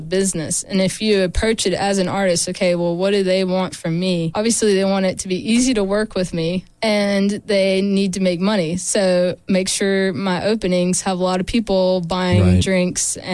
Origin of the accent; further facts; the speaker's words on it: Stanly County, North Carolina, United States; moved away as an adult; also born or lived in Asheville, North Carolina; now in Raleigh, United States; I grew up in Stanley County, a small town